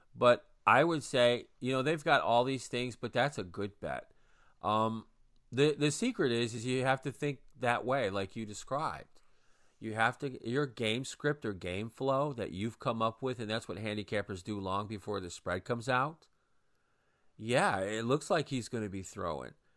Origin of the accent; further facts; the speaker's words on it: Saginaw, Michigan, United States; my hometown. of Saginaw, Michigan